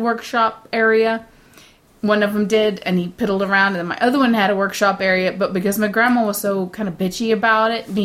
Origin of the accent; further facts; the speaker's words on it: United States; moved away as an adult; I'm American. I've been raised around Americans